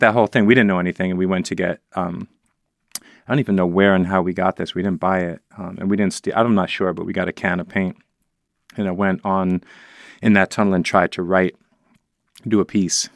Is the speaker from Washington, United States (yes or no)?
no; New York City, New York, United States; growing up in the Upper West Side